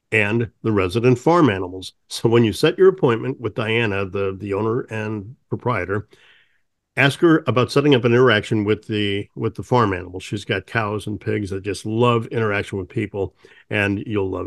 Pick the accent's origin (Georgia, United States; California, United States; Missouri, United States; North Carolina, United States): Missouri, United States; moved away; I'm from Missouri originally, and that's how I was taught in grade school.